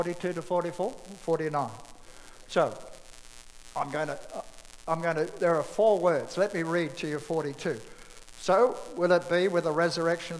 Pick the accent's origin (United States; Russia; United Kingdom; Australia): Australia; I'm an Australian